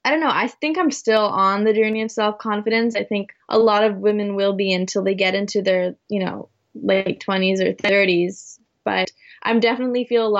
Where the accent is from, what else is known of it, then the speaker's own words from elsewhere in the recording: Canada; my mom is from the Philippines and my father is from Poland, but I was born in Canada